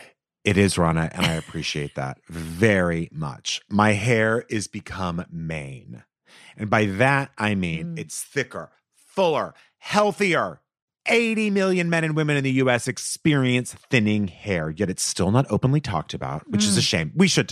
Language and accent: English; Texas, United States; Insurance. Because yeah. I'm from Texas. That's right.